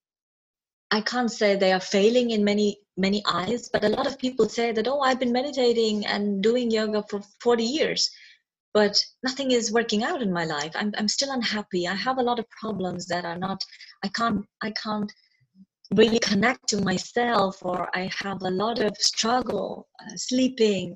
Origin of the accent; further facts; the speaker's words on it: Kerala, India; born and brought up in Kerala, mm-hmm. India.